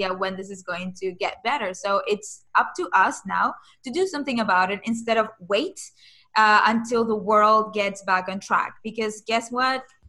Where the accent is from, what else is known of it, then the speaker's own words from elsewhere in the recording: Caracas, Capital District, Venezuela; moved away; I'm originally from Venezuela.